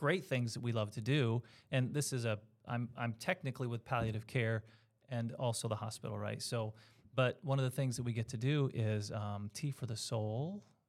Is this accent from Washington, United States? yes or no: no; New York, United States; And I was from Central and Western New York for my life.